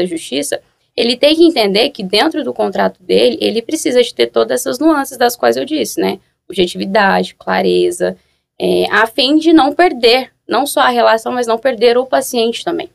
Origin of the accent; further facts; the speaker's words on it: Goiânia, Goiás, Brazil; Sou de Goiânia